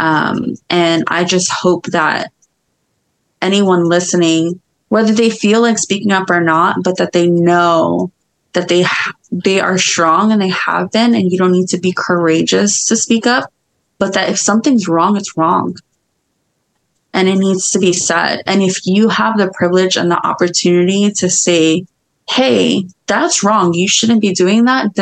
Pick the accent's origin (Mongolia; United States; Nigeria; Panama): United States; New York; as a New Yorker